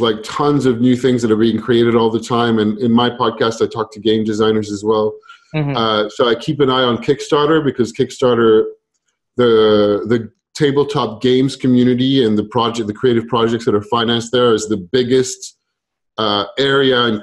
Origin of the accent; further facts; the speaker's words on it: France; I grew up in France